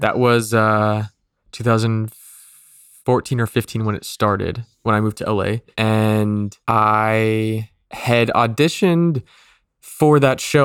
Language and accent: English; Mesa, Arizona, United States; moved away; I was born in Mesa, Arizona